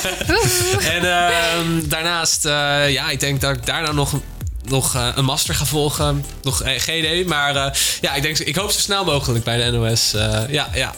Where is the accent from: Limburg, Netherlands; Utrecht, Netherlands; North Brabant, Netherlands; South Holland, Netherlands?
South Holland, Netherlands; Delft; ik kom uit Delft